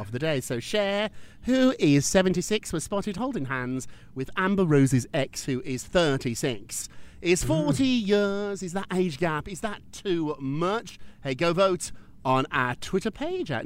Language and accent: English; United Kingdom; I'm British